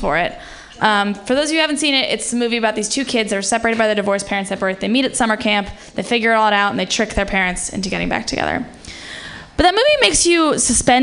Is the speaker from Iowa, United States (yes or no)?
no; San Francisco, California, United States; I'm from San Francisco